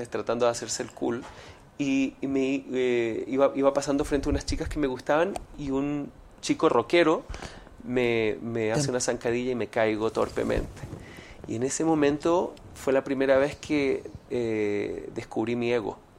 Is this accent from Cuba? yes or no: no; Venezuela; yo no sufrí mucho bullying, más cuando niño en Venezuela